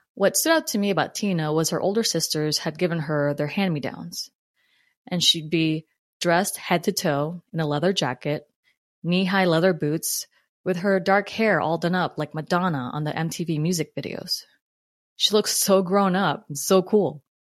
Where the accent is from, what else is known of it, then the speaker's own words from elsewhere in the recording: New Jersey, United States; accent: New Jersey; also born or lived in Philippines; growing up in Jersey